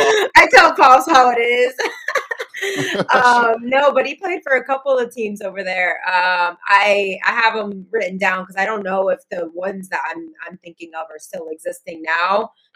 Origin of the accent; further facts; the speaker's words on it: Puerto Rico; I was born in Puerto Rico.